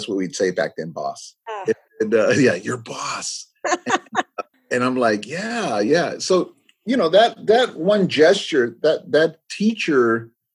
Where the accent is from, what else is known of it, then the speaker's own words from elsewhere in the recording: California, United States; first language English; also born or lived in Los Angeles; we grew up, we're second generation growing up in the United States. You know, our parents weren't in the fields. They were blue collar workers in the city. And so we grew up in the city.